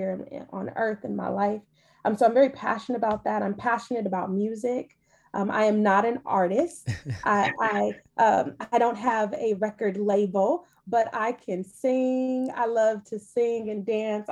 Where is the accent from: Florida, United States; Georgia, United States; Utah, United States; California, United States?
California, United States; Los Angeles; accent: Valley girl; also born or lived in New Jersey; I am from, born and raised in Los Angeles County. And I say county because I'm a Valley girl